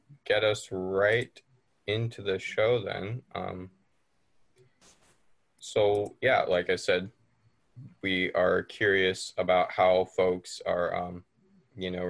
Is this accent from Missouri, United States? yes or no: no; Fairbanks, Alaska, United States; being from Fairbanks